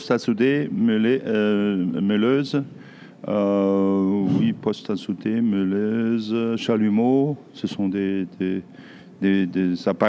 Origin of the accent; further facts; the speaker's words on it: Southern Germany, Germany; born there; French is a second language; Ma nationalité Allemand. Je suis allemand. Je suis né au sud de l'Allemagne.